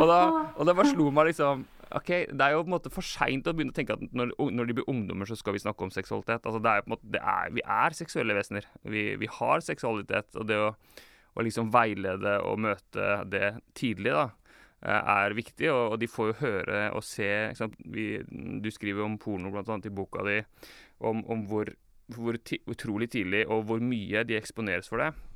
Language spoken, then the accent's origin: Norwegian; Larvik, Vestfold, Norway; jeg er oppvokst eh, i Misjonskirka Larvik